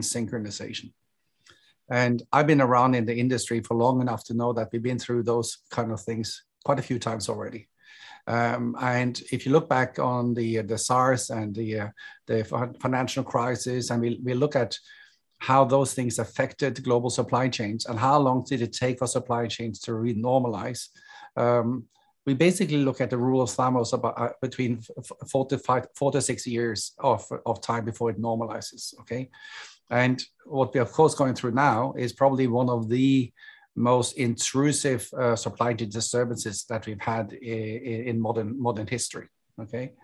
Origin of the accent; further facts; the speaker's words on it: Norway; moved away as an adult; also born or lived in Hong Kong; now in Singapore; I'm originally from Norway